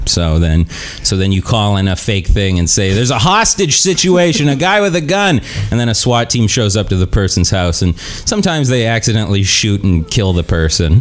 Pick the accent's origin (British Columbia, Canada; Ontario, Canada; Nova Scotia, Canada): British Columbia, Canada; Kelowna; moved away; I'm from Kelowna